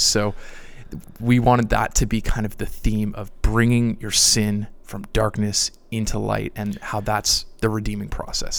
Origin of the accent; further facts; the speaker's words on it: Niagara Falls, Ontario, Canada; moved away as an adult; now in Louisville, United States; I grew up in Niagara, Canada